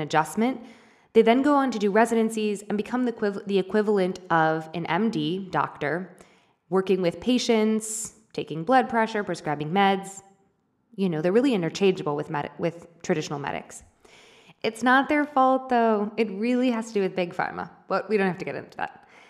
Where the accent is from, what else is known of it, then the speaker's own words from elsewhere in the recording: United States; moved away as an adult; now in Argentina; my hometown. Well, not my actual hometown, but close by in the state of Missouri